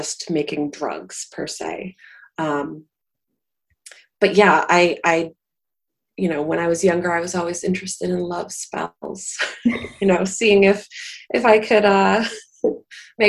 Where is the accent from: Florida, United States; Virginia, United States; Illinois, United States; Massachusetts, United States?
Massachusetts, United States; Salem; I grew up in Salem, which is, you know, witch central